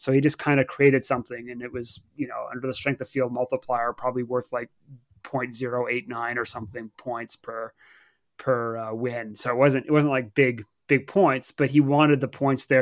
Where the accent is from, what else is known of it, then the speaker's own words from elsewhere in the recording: Canada; now in Southampton, United Kingdom; as a Canadian